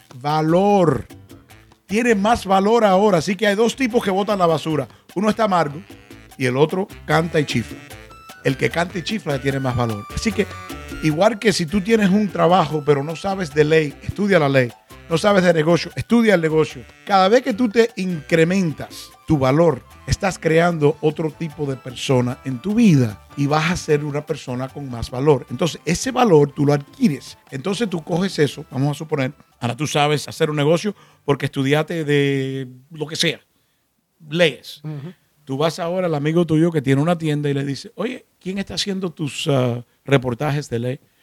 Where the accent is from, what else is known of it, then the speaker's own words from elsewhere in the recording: Miami, Florida, United States; also born or lived in Cuba; Vinimos de Cuba. Nos criamos aquí en Miami.